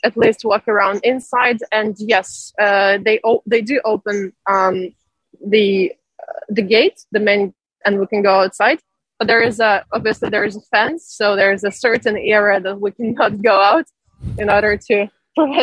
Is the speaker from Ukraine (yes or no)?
yes; Zaporizhzhia, Zaporizhzhia Oblast, Ukraine; now in Shanghai, China; I'm from Zaporizhia. This is where my family is from, and this is where they are right now.